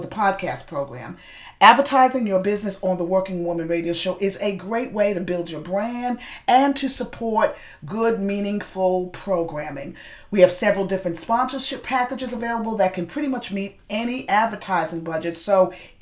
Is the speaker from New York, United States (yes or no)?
yes; New York, United States; moved away; I saw that you were a New York girl, just like myself